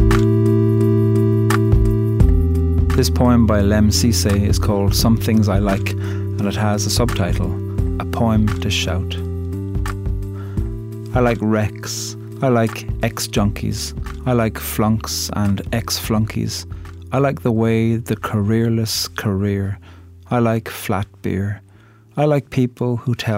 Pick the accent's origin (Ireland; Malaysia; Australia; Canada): Ireland; I'm a poet from Ireland